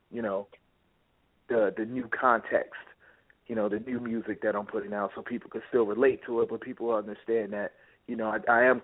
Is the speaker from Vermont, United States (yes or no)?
no; Tuscaloosa, Alabama, United States; now in New York, United States; I was born out there in Tuscaloosa